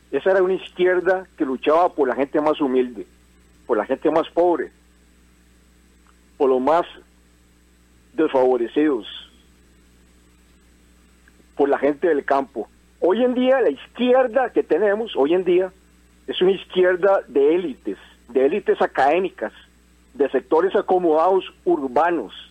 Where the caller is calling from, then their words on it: Desamparados, San José, Costa Rica; Muy buenos días … de Desamparados.